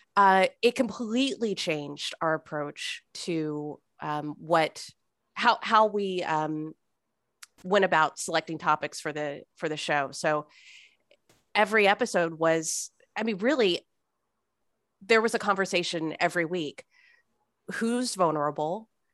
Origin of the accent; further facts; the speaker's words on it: Fresno, California, United States; moved away as an adult; also born or lived in New York / Arkansas / Saint Louis; I grew up in Fresno. I left for about ten years.